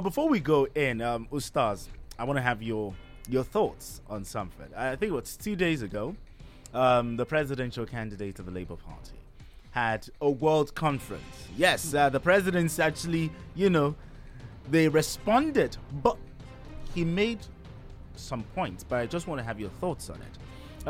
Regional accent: Ijebu, Ogun State, Nigeria; I'm from Ijebu.

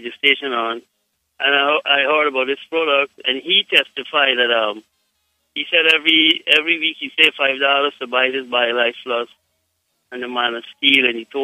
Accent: Guyana; I am from Guyana

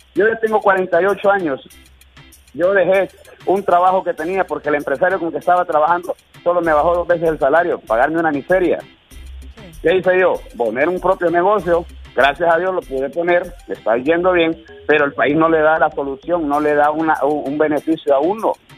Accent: Puerto Cortés, Cortés, Honduras; yo soy porteño 100%

